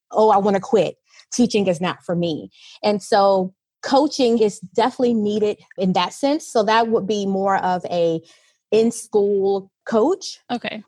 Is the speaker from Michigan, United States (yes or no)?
no; Virginia, United States; moved away as an adult; now in United Arab Emirates; I am a teacher from the US, I am from Virginia and I have been living in the UAE for three years.